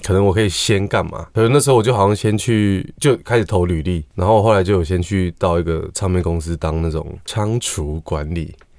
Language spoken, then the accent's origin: Chinese; Taipei, Taiwan; 我也是台北人